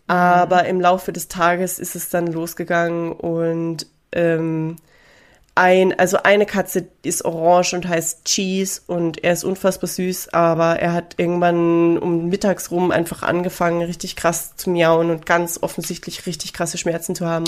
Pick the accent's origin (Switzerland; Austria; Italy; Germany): Austria; now in Seoul, South Korea; ich bin Österreicherin und wir trinken Bier